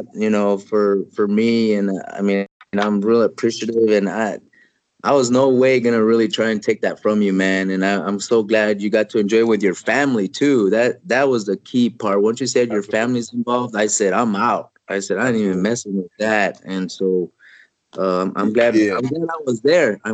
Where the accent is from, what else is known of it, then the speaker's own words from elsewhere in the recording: El Paso, Texas, United States; I grew up in El Paso, Texas, about 100 yards from the Mexican border